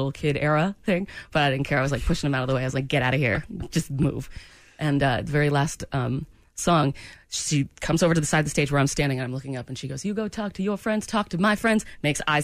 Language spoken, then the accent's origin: English; Harrisburg, Pennsylvania, United States; I was born in Harrisburg, Pennsylvania